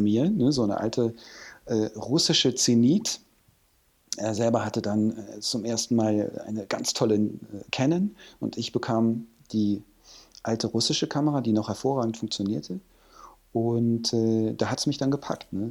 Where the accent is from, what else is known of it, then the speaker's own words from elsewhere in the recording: Hürth, North Rhine-Westphalia, Germany; moved away as an adult; also born or lived in Cologne; now in Hamburg, Germany; in dem Vorort von Köln, wo, wo ich herkomme